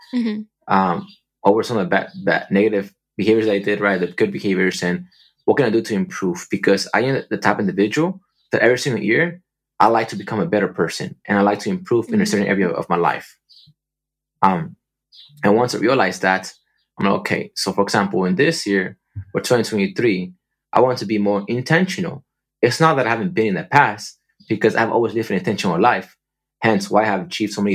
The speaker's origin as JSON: {"language": "English", "region": "California", "country": "United States", "tie": "born or raised there", "also_born_or_lived": "Michigan", "moved": "as an adult", "said": "I made the decision to return back to California in the fall and to quit my job to focus on pursuing my projects"}